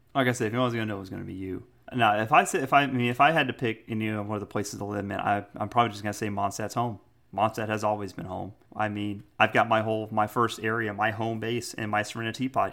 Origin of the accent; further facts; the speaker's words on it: United States; I'm an American